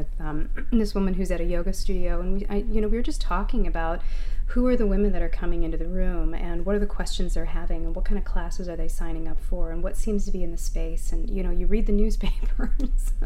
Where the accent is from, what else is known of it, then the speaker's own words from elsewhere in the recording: Midwest, United States; moved away as an adult; now in Maine, United States; we're both from the Midwest